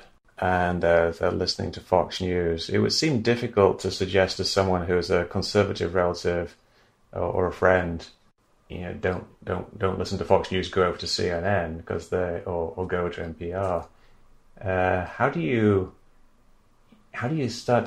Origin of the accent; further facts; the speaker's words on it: England, United Kingdom; moved away; I grew up in England